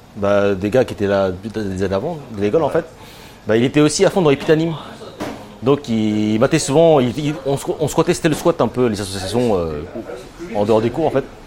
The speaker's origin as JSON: {"language": "French", "area": "Seine-et-Marne", "region": "Île-de-France", "country": "France", "also_born_or_lived": "Tokyo", "moved": "as an adult", "lives_now": "Japan", "said": "je suis français, de, euh, de, l'Île-de-France, je suis de Seine-et-Marne"}